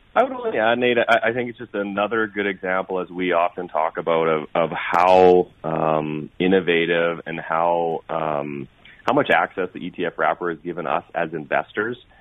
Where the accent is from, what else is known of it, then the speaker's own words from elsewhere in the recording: Canada; I'm Canadian